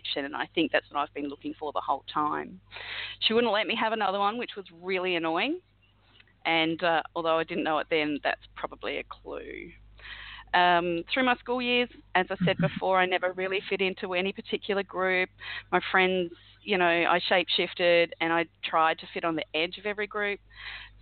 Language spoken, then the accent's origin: English; Adelaide, South Australia, Australia; I grew up in Adelaide, beautiful part of the country